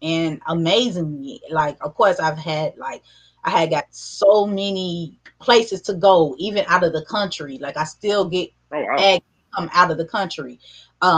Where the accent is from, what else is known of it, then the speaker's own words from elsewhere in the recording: St. Louis, Missouri, United States; I'm from St. Louis, so we got